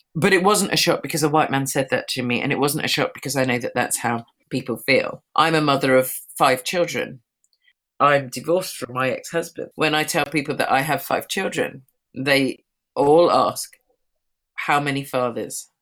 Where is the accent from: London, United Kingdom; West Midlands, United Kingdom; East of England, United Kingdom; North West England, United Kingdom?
London, United Kingdom; I'm a Londoner. I live within London, within the UK